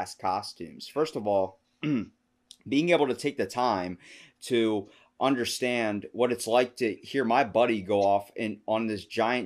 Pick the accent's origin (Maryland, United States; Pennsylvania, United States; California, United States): Maryland, United States; I'm from Maryland